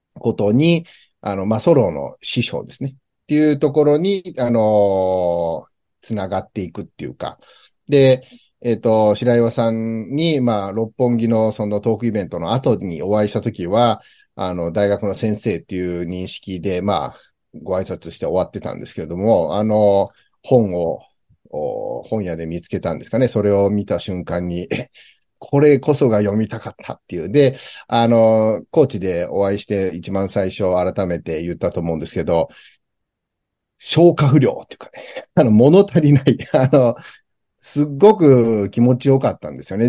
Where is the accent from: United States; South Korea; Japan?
United States; moved away; 僕自身、アメリカで生まれてる